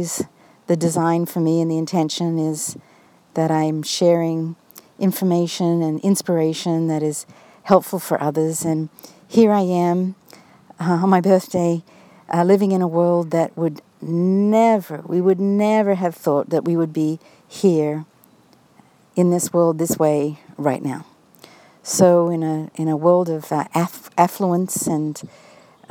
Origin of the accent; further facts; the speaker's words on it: Australia; now in United States; My own family in Australia, as many of you know, I am Australian, and that part of me is, of course, always a big part of me. And my family here in the United States